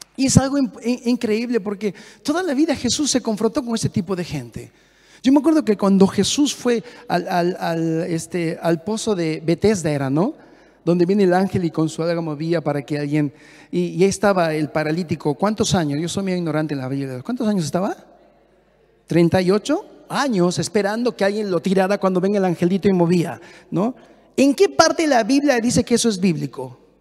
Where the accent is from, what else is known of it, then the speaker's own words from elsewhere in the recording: Peru; moved away as an adult; Hablo muy rápido como peruano